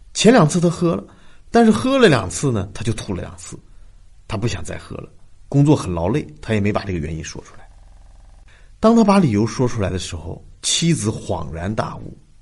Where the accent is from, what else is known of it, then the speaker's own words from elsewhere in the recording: China; 我们中国人